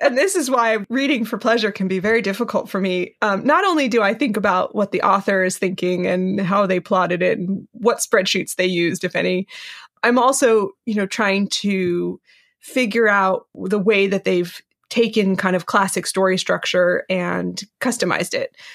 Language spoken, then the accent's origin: English; West Coast, United States; I was raised on the West Coast